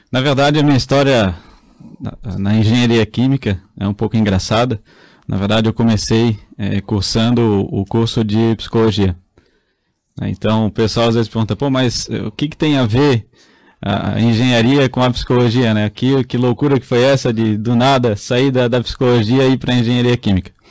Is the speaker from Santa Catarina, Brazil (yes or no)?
yes; Blumenau, Santa Catarina, Brazil; Sou de Blumenau, nascido e criado em Blumenau.